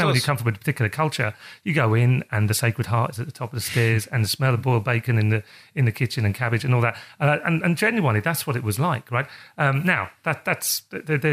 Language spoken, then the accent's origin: English; London, United Kingdom; accent: English; moved away as an adult; also born or lived in Greenwich; now in Dublin, Ireland; I was born in South West London, but for the majority of my life, I was brought up in South East London